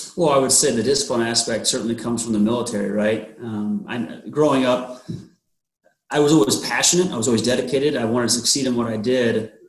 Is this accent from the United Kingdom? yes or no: no; Omaha, Nebraska, United States; born and raised in the Omaha area